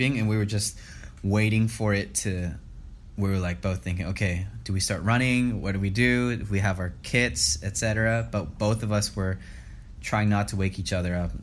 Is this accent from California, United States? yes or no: yes; Los Angeles, California, United States; Born and raised in the San Fernando Valley